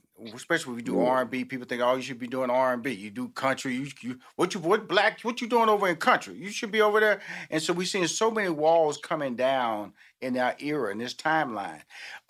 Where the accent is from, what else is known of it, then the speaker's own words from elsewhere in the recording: Houston, Texas, United States; because I come from a big family, Molly. You know, I'm from Houston, mm-hmm. Texas. I have six sisters, two brothers.